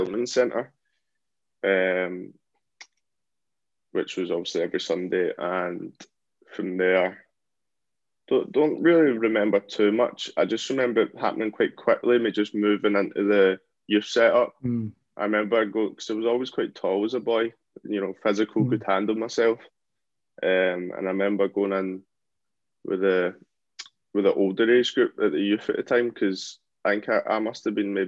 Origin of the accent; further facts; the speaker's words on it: Helensburgh, Scotland, United Kingdom; I'm from Helensburgh. So my local club